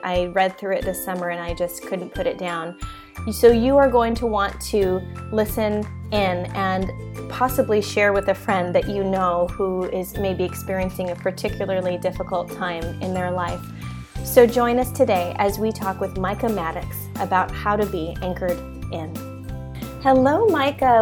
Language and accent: English; California, United States; moved away as an adult; now in Hawaii, United States; I grew up in California. Now I'm in Hawaii.